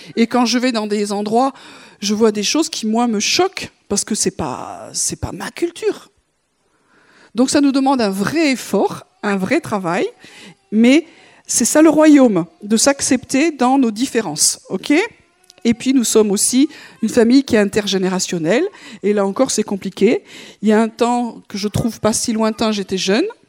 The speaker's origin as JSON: {"language": "French", "country": "France", "said": "on est Français"}